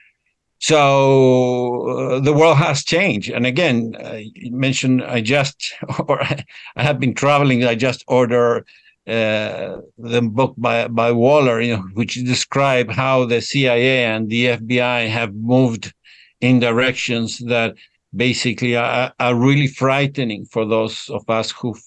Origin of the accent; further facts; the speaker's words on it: Argentina; I was born in Argentina